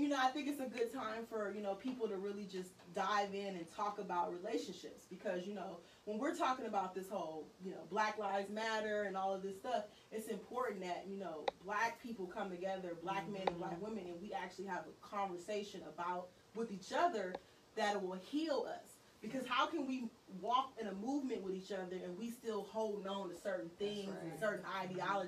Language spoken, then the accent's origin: English; Vallejo, California, United States; I am from Vallejo, 707, born and raised